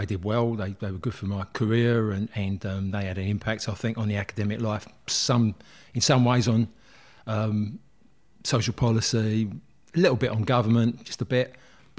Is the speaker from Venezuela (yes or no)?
no; Plaistow, London, United Kingdom; born there; Yeah, I was born in Plaistow, which is West Ham, East London. And I was born in the early 50s, 1951 I was born